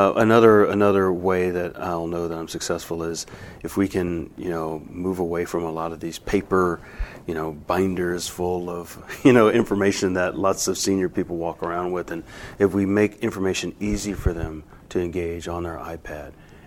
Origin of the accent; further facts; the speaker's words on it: Baton Rouge, Louisiana, United States; we're from Baton Rouge, Louisiana